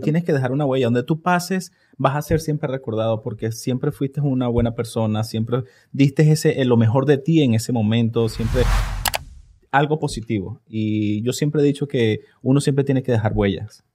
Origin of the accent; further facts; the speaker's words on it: Charallave, Miranda, Venezuela; moved away as an adult; now in Mexico; de un pueblito que se llama Los Valles del Tuy, Charayave